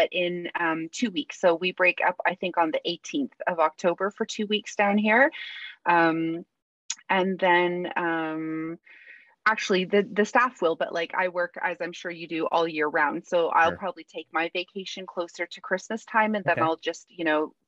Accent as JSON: {"language": "English", "country": "Canada", "moved": "as an adult", "lives_now": "England, United Kingdom", "said": "I'm from Canada."}